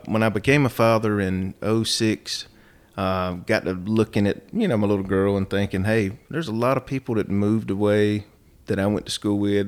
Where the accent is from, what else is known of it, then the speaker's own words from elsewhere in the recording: Rockingham, North Carolina, United States; also born or lived in Atlanta / Cincinnati / Cumberland, Maryland; Born and raised in Rockingham, actually.